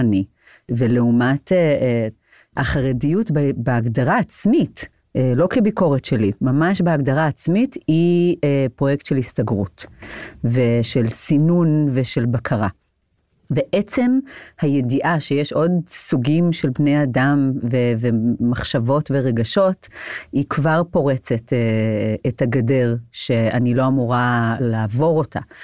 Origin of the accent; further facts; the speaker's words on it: Jerusalem, Jerusalem District, Israel; גדלתי בעיר העתיקה, ברוב היהודי, בעיר העתיקה בירושלים